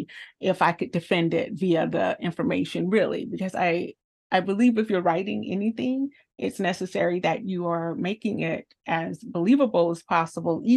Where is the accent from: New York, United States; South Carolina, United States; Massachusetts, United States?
South Carolina, United States; I am a South Carolinian, born and raised and still thriving.